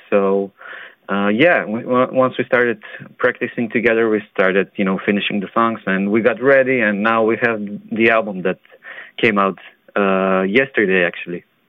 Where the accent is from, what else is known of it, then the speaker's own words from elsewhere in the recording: North Macedonia; I come from Macedonia